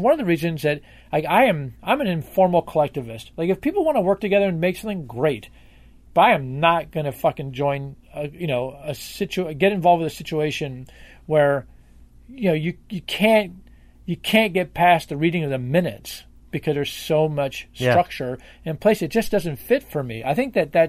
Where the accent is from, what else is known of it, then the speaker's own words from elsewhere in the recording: Washington, District of Columbia, United States; I grew up in Washington, D.C., which is a Democratic stronghold